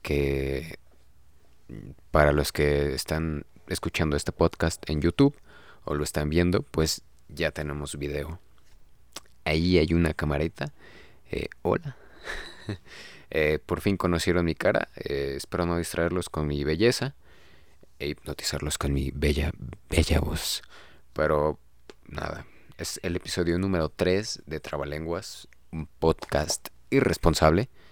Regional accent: Mexico; nos formó como mexicanos, pero como mexicanos chidos

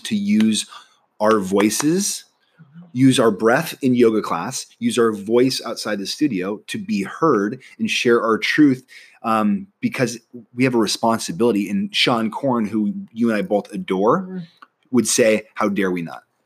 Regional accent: Nebraska, United States; moved away as an adult; I'm from Nebraska

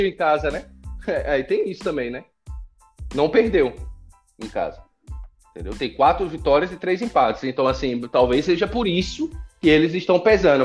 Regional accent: Brazil; somos brasileiros

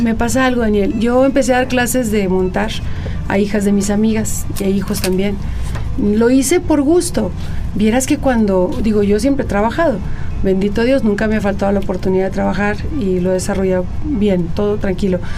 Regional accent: Hermosillo, Sonora, Mexico; now in Coahuila, Mexico; Yo nací en Hermosillo, donde viví la primera parte de mi vida

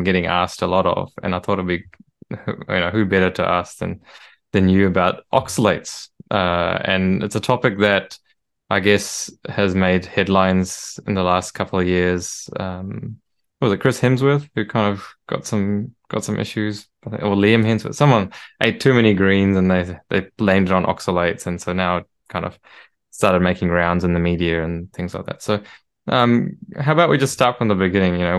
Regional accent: New Zealand; now in Australia; I grew up in New Zealand. I live in Australia now, but yeah, I grew up in New Zealand

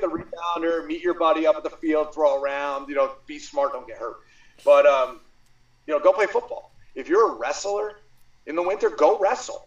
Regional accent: Mount Olive, United States; I grew up in Mount Olive

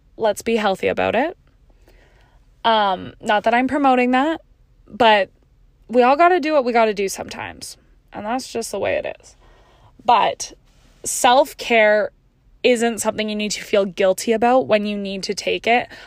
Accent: Canada; I'm Canadian

